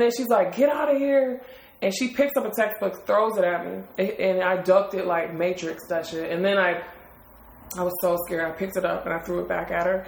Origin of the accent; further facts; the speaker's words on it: Detroit, Michigan, United States; moved away; I'm from Detroit